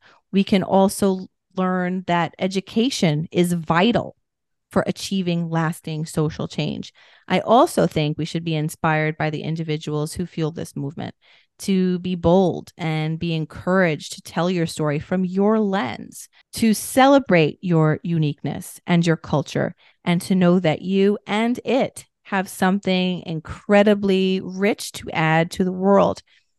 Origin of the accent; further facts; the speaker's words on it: New York City, New York, United States; As a New Yorker